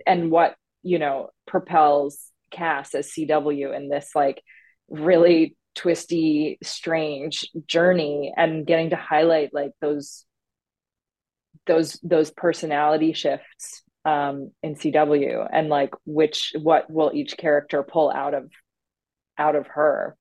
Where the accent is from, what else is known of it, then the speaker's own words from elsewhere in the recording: Newfoundland and Labrador, Canada; I grew up in Newfoundland um, on the East Coast